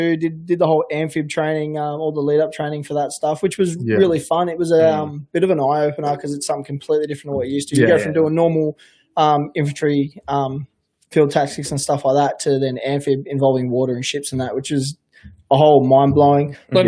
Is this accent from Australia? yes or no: yes; Queensland, Australia; also born or lived in Sydney; I'm from Queensland. And lived in Sydney, so I don't know what Canberra's like.